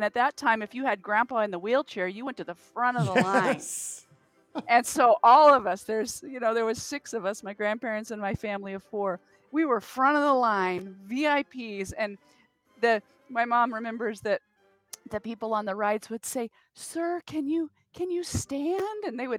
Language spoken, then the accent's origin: English; California, United States; also born or lived in Mississippi; My dad was in the military. I grew up in the Air Force, and we were stationed out there